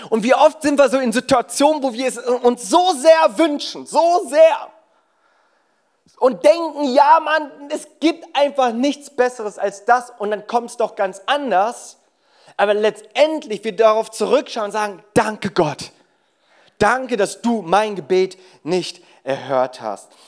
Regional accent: South Korea; German is a second language; ich bin ursprünglich Koreaner, vielleicht hast du dich das auch schon die ganze Zeit gefragt.

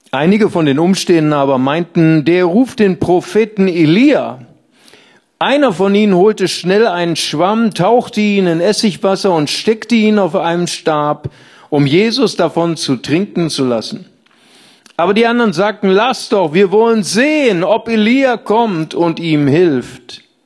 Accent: Rhineland, Germany; Ich komme aus dem Rheinland

